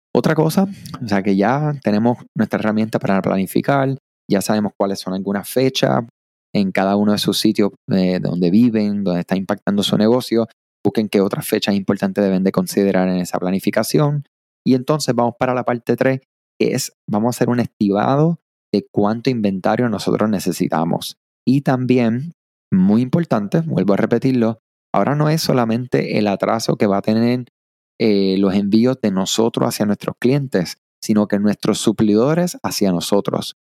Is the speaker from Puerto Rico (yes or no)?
yes; Puerto Rico; soy de acá de Puerto Rico